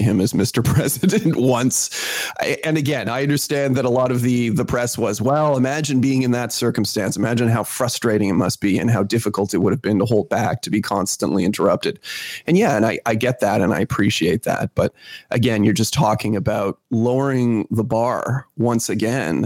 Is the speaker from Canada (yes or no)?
yes; Canada; as a Canadian